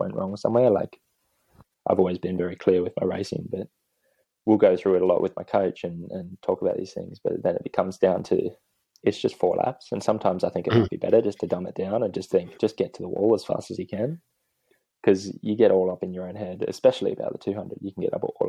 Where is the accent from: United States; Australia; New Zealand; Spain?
Australia; Newcastle, New South Wales; now in Queensland, Australia; my family, we grew up in Newcastle